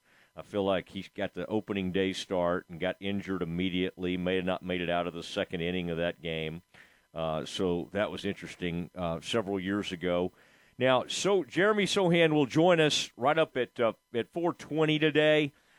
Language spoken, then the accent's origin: English; Dallas–Fort Worth Metroplex, Texas, United States; now in Waco, United States; I grew up in the Metroplex area